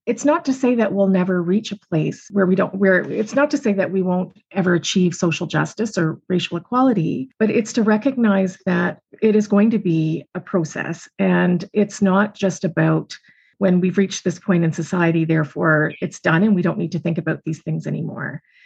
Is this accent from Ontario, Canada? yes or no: yes; just outside of Toronto, Ontario, Canada; also born or lived in Montreal; I grew up just outside of Toronto